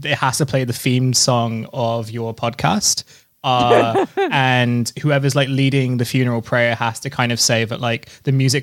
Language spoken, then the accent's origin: English; United Kingdom; also born or lived in Vancouver, Canada; I moved to the UK when I was very young.